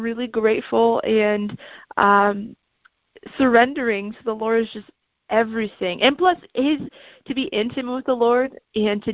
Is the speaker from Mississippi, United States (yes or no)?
no; Lansing, Michigan, United States; I was adopted from the Greater Lansing area